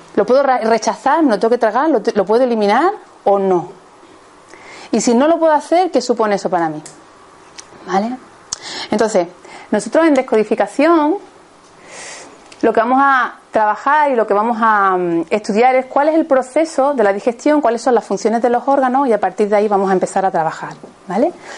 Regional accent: Seville, Andalusia, Spain; yo soy de Sevilla

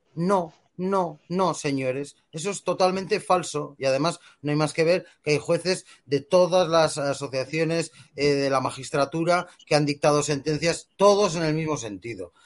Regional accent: Bilbao, Basque Country, Spain; si me permitís añadir una cuestión como bilbaíno

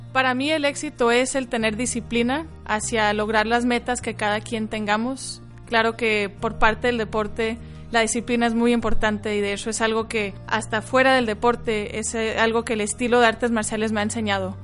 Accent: Phoenix, Arizona, United States; first language Spanish; tengo 28 años, soy de Phoenix, Arizona y soy atleta de taekwondo a nivel internacional

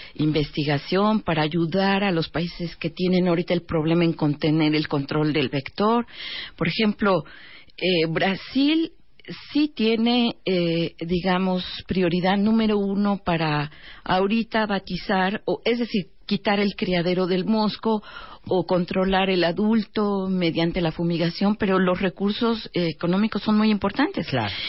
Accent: Mexico

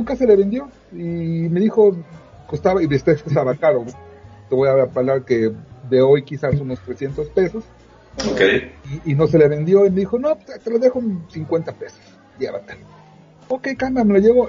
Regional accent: Veracruz, Mexico; moved away; yo vivía en un pueblito de Veracruz donde llegaban los periódicos del día

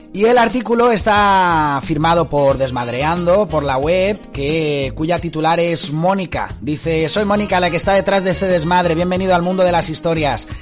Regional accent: Spain; moved away as an adult; also born or lived in Scotland; now in Inveraray, United Kingdom; todos somos de origen español y estamos ahora más allá de la frontera

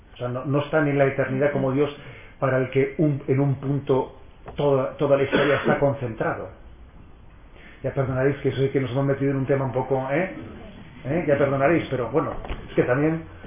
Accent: San Sebastián, Basque Country, Spain; soy hijo de San Sebastián y, no de, Madrid

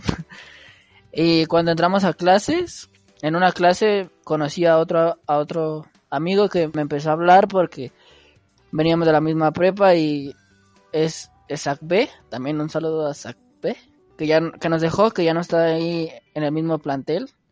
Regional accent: Mexico City, Mexico; yo personal soy de Iztapalapa

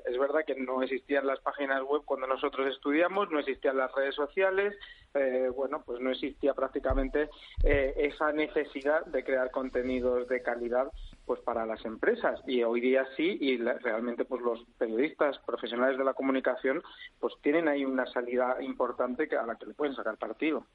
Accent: Almería, Andalusia, Spain; moved away; en mi provincia, yo nací en Almería

